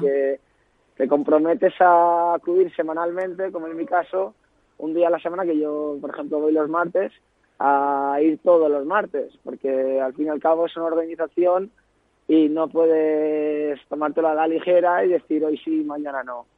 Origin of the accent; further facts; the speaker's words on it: Ibiza, Balearic Islands, Spain; moved away as an adult; also born or lived in Rochester, Minnesota, United States; now in Madrid, Spain; yo soy un joven ibicenco que ahora vive en Madrid